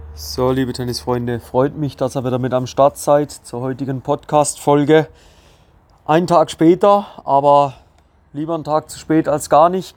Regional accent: Switzerland; bei uns in der Schweiz

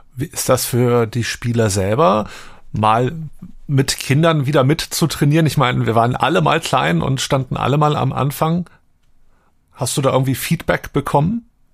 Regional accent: Wolfsburg, Lower Saxony, Germany; moved away as an adult; now in Hamburg, Germany; Ich bin ja in Heiligendorf groß geworden

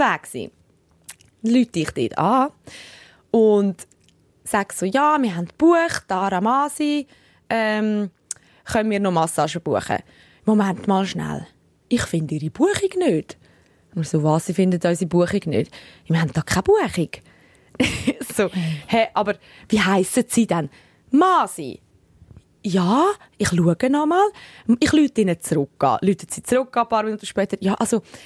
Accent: Switzerland; accent: Swiss German; also born or lived in Sicily; wie ich Schweizerdeutsch, Englisch rede

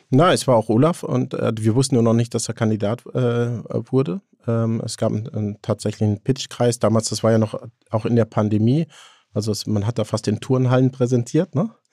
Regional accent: Haltern am See, North Rhine-Westphalia, Germany; ich komme ja aus Haltern am See, das ist Münsterland

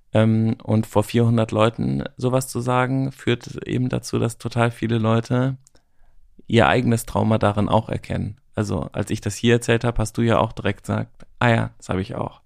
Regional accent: Germany; wir auch als Deutsche

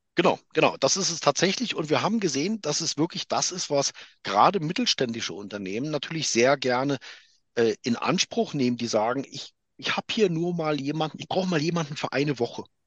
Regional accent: Germany; moved away; also born or lived in Switzerland; ich bin halt in Deutschland geboren, ich bin in Deutschland ausgebildet, ich bin deutscher Unternehmer mit einer Firma in der Schweiz

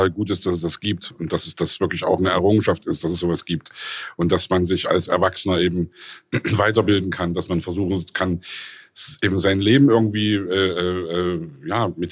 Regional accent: East Germany, Germany; Wir haben wirklich als Ossi-Kinder, als DDR-Kids haben wir die Welt gesehen.

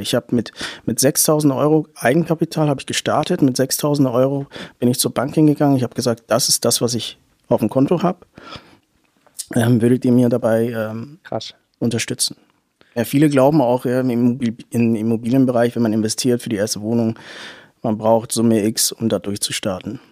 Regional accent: Hamburg, Germany; moved away as an adult; also born or lived in Munich; now in Nuremberg, Germany; ich bin gebürtig aus Hamburg

